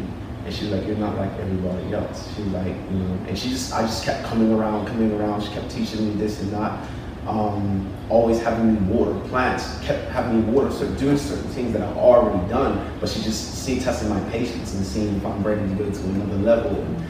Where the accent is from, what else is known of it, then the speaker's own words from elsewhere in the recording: United Kingdom; In the UK.